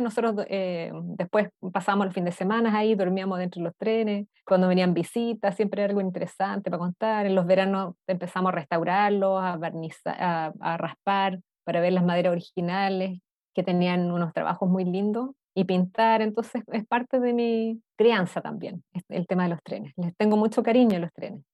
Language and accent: Spanish; Santiago, Santiago Metropolitan Region, Chile; also born or lived in United States; yo nací en Estados Unidos por las circunstancias, digamos, de mis padres que estaban eh, realizando estudios de posgrado allá, pero al año eh, nos venimos a Chile y me crié principalmente en Santiago